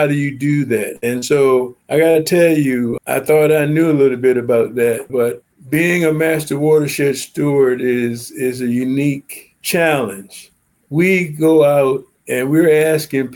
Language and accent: English; Cambridge, Maryland, United States; I was born in Cambridge, Maryland. I'm from the Eastern Shore